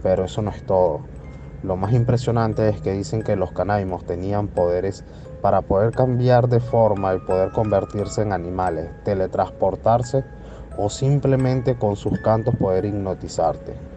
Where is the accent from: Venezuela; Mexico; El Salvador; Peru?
Venezuela; Soy venezolano